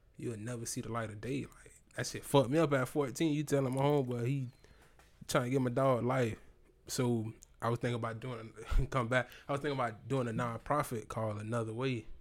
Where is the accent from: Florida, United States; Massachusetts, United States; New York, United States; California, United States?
Florida, United States; Tampa; growing up, I'm from Sulphur Springs